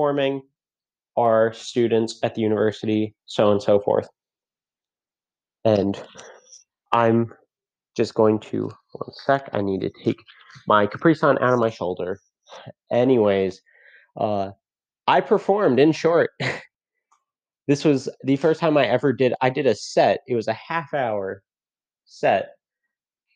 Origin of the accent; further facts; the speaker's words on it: Fairfield, Connecticut, United States; I'm from Fairfield, Connecticut